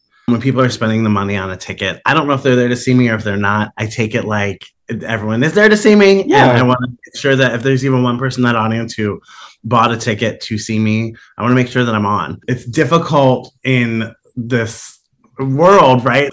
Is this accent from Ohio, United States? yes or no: yes; Columbus, Ohio, United States; born or raised there; moved away; also born or lived in Cleveland, Ohio